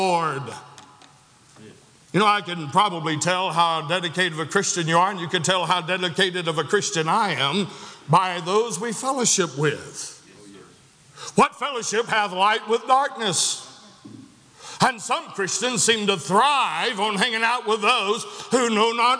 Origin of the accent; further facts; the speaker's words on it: Chatsworth, Georgia, United States; I was born in Chatsworth, Georgia